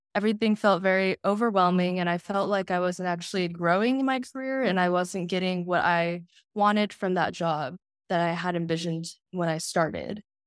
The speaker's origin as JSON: {"language": "English", "town": "Houston", "region": "Texas", "country": "United States", "said": "I'm from Houston, Texas"}